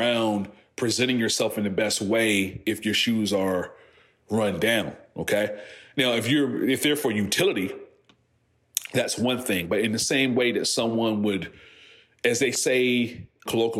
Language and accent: English; Franklin, Virginia, United States; I'm from Southampton County, Franklin, Virginia.